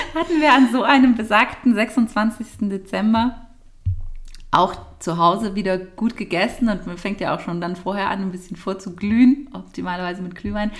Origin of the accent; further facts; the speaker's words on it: Nagold, Baden-Württemberg, Germany; sind wir aus Nagold, glaube ich, schon gar nicht mehr richtig rausgekommen